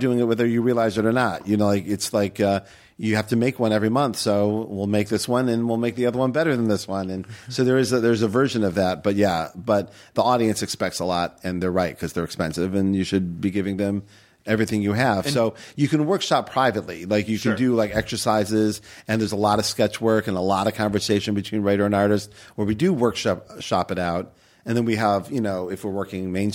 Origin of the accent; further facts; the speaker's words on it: Cleveland, Ohio, United States; now in Portland, United States; I'm from Cleveland